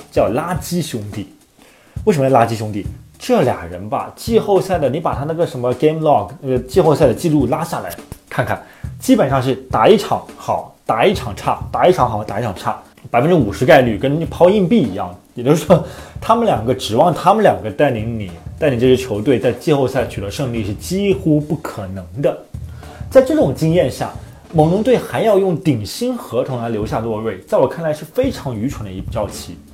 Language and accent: Chinese; China; 作为中国人来说